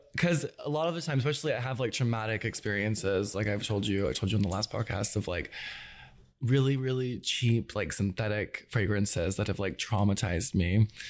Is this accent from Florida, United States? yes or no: no; Atlanta, Georgia, United States; also born or lived in Gwinnett County, Georgia; I grew up in Atlanta, um, but I'm from Gwinnett, which is like just a little bit north of the city.